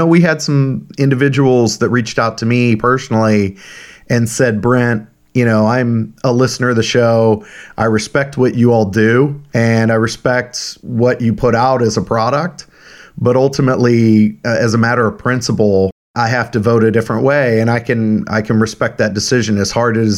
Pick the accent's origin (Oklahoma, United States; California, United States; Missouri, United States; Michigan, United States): Missouri, United States; Kansas City; I'm from Kansas City